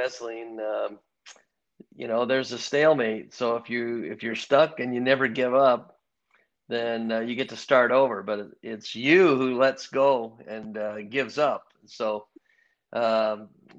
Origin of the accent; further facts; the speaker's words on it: Ames, Iowa, United States; also born or lived in Chicago, Illinois; I grew up in Ames, Iowa